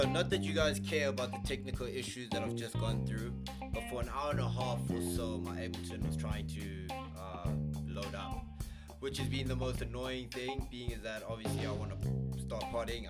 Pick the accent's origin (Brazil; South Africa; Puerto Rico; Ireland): South Africa